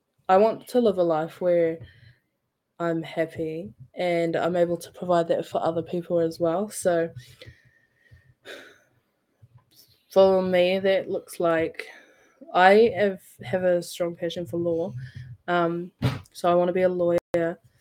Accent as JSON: {"language": "English", "town": "Napier", "region": "Hawke's Bay", "country": "New Zealand", "tie": "born or raised there", "said": "Growing up, I grew up in Napier."}